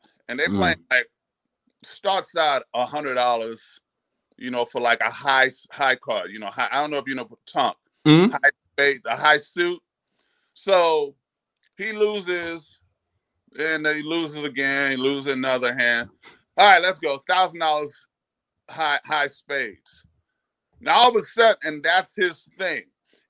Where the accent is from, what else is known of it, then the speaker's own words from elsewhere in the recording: Haiti; You know, I grew up in Haiti, so I got to have some of my island sounds, some salsa.